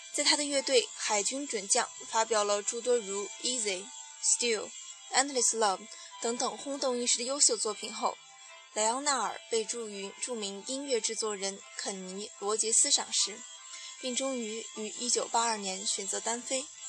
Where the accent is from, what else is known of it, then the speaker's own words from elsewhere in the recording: Shanxi, China; 我是山西人